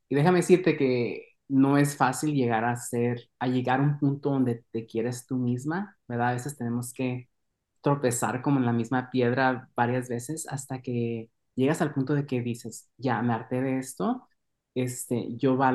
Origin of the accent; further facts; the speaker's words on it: Mexico; Entonces, para mí fue una experiencia muy, muy valorable poder estar creciendo en México.